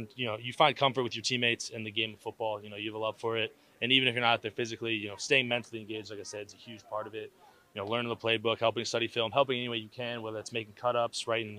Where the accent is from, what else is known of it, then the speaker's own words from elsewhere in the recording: Darien, Connecticut, United States; moved away as an adult; also born or lived in Michigan; Being from, coming from Connecticut